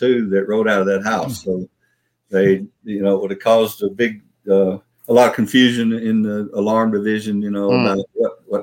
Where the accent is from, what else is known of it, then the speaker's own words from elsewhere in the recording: Memphis, Tennessee, United States; where I grew up in South Memphis